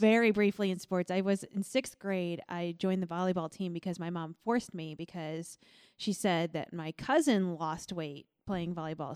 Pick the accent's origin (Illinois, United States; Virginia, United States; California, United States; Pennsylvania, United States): Illinois, United States; Millstot; moved away; I'm from Millstot, Illinois